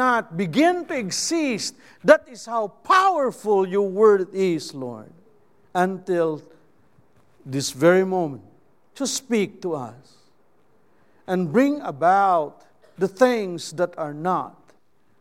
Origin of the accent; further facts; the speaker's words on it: Philippines; first language Cebuano; English is a second language; I am a Filipino